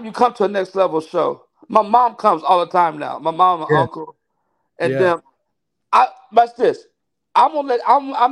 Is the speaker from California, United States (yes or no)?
yes; Daly City, California, United States; born or raised there; also born or lived in San Francisco / Stockton